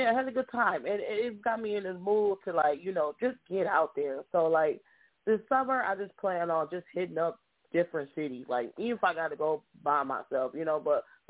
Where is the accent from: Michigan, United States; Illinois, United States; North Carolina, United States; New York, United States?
Michigan, United States; Grand Rapids; just born and raised in Grand Rapids.